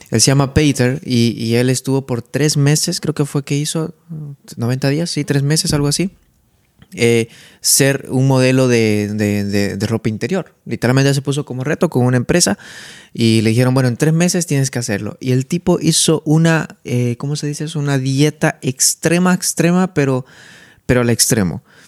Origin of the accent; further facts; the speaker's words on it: Santa Cruz de la Sierra, Santa Cruz, Bolivia; now in Netherlands; de Santa Cruz, donde vengo